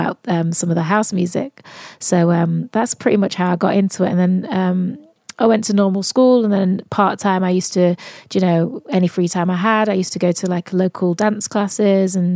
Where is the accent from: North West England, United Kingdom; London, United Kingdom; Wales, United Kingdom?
North West England, United Kingdom; Manchester; accent: Mancunian; I'm from Manchester as well